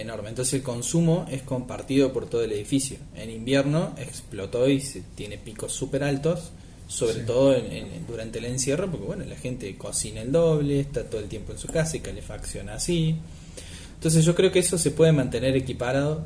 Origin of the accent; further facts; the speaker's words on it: a town in the interior of Córdoba, Argentina; now in Córdoba, Argentina; yo no soy eh, nativo de Córdoba, sino que soy de un pueblo del interior